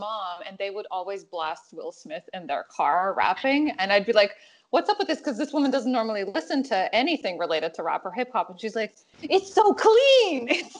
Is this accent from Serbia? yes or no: yes; Serbia; I come from Serbia.